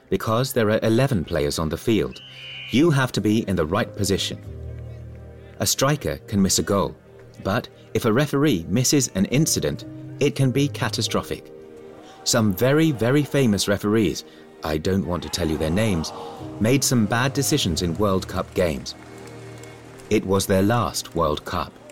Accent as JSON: {"language": "English", "town": "Timișoara", "region": "Timiș County", "country": "Romania", "first_language": "Hungarian", "second_language": "English", "said": "Of course, I knew Hungarian, which was my mother language, as Timisoara was originally part of Hungary, and Romanian."}